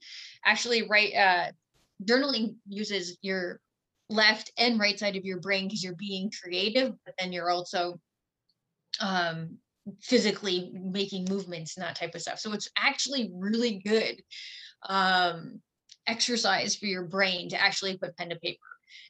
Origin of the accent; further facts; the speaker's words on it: Ontario, Canada; now in Saskatchewan, Canada; I'm not originally from Saskatchewan. I moved here from Ontario, and I've moved to different places.